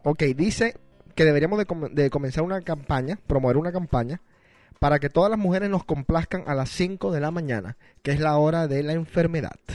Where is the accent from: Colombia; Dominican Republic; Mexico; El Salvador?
Colombia; Barranquilla, Atlántico; somos nosotros, nacidos en Barranquilla, Colombia